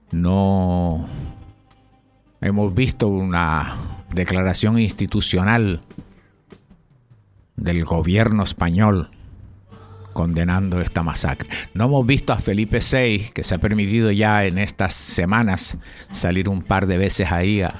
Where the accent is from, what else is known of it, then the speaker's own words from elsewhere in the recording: Canary Islands, Spain; Tú sabes que aquí los canarios somos medio cubanos y medio canarios.